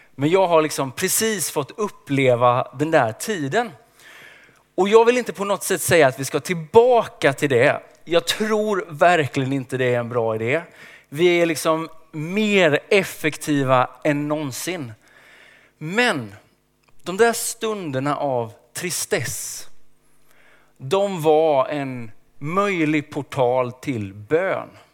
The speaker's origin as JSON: {"language": "Swedish", "region": "Småland", "country": "Sweden", "tie": "born or raised there", "said": "Jag är uppväxt i skogen i Småland"}